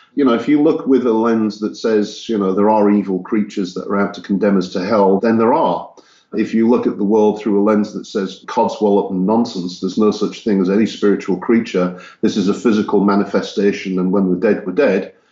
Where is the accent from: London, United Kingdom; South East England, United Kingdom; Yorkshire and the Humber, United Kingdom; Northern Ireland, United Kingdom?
Yorkshire and the Humber, United Kingdom; Hull; also born or lived in Texas, United States; now in Czech Republic; I grew up in Yorkshire, England, in a city called Hull.